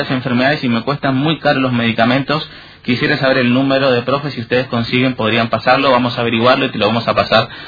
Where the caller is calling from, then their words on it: Candelaria, Misiones, Argentina; Buen día, soy de Candelaria. Ayer fui a, una farmacia aquí del centro a retirar mis medicamentos como todos los meses.